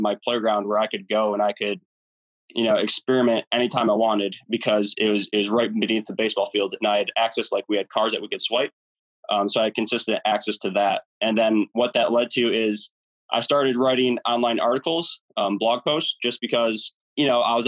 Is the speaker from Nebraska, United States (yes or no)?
no; Michigan, United States; growing up, I grew up here in Michigan